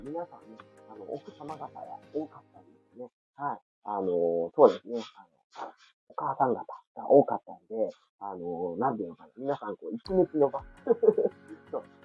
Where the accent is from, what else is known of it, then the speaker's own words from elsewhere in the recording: Fukuoka, Japan; 私は福岡に出身でございます